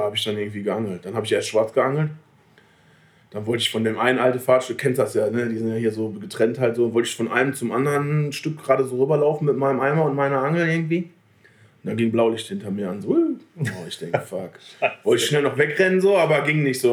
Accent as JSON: {"language": "German", "town": "Selm", "region": "North Rhine-Westphalia", "country": "Germany", "said": "Ich wohne ja genau dazwischen so, aber sind halt eher Ruhrpottler"}